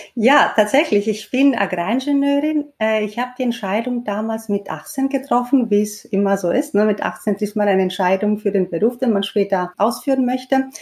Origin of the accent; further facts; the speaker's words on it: Greece; moved away; Ich bin tatsächlich in Griechenland aufgewachsen